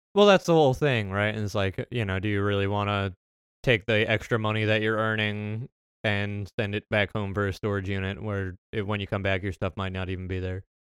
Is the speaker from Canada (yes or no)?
no; United States; my American citizenship